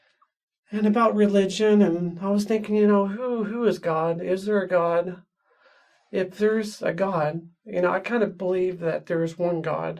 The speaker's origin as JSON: {"language": "English", "town": "Wichita Falls", "region": "Texas", "country": "United States", "tie": "born or raised there", "moved": "as an adult", "lives_now": "Salt Lake City, United States", "said": "So I grew up in Wichita Falls, Texas, a little small town in north central Texas, close to Oklahoma. And I was growing up there until about 20 years old."}